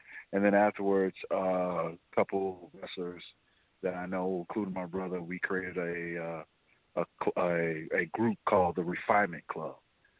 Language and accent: English; Chicago, Illinois, United States; I was born and raised on the South Side of Chicago in a neighborhood called Bronzeville.